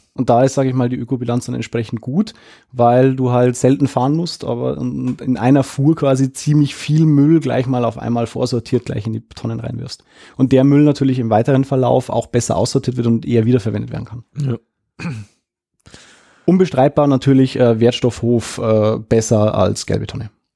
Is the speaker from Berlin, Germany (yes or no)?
no; Lower Bavaria, Germany; hier bei uns in Niederbayern